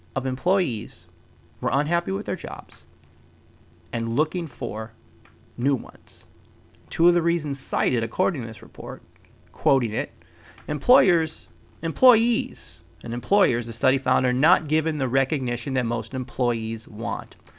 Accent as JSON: {"language": "English", "region": "Midwest", "country": "United States", "tie": "born or raised there", "moved": "yes", "lives_now": "West Coast, United States", "said": "I was born in the Midwest"}